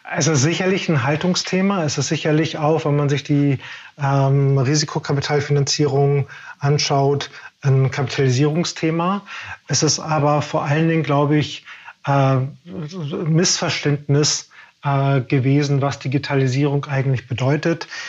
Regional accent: Germany; Wir sind ja als Deutsche groß geworden

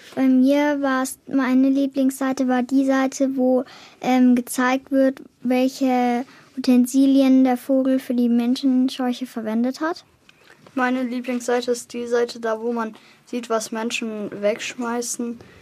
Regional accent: Holzkirchen, Bavaria, Germany; ich bin zehn Jahre alt und komme aus Holzkirchen

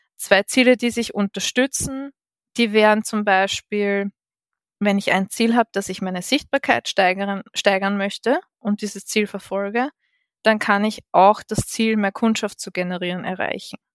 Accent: Vienna, Austria; ich bin gebürtige Wienerin

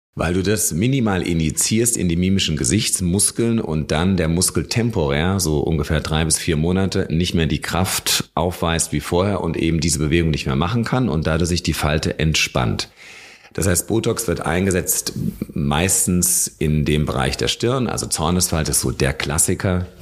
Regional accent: Germany; also born or lived in Munich; Bei uns in Deutschland

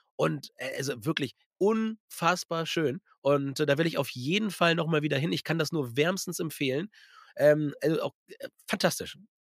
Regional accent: Germany; bei uns in Deutschland

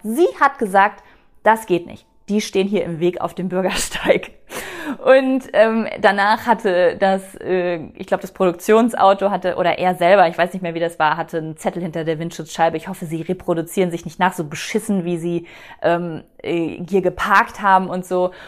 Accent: North Rhine-Westphalia, Germany; moved away; ich bin äh, in Ostwestfalen groß geworden

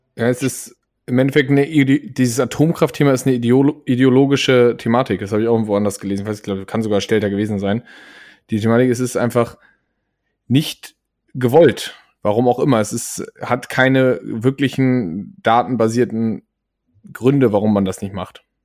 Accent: Germany; als Deutsche

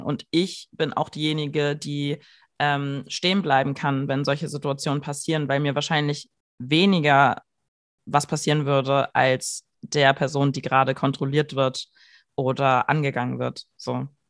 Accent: Germany; ich einfach deutsch bin

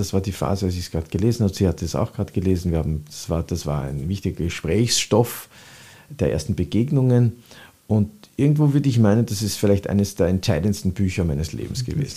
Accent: Vienna, Austria; Ich bin in der Speisinger Straße aufgewachsen

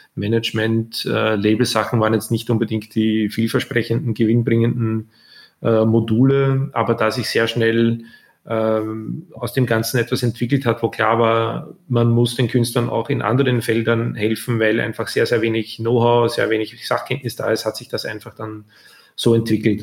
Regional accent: Austria; also born or lived in Vienna; als Österreicher in Deutschland

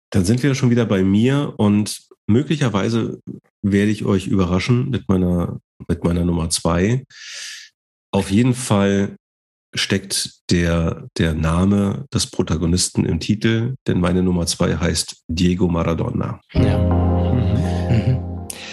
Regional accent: Germany; als Deutsche

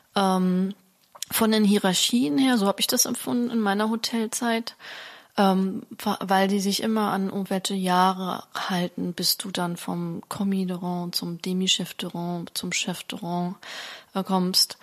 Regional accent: Germany; bei uns in Deutschland

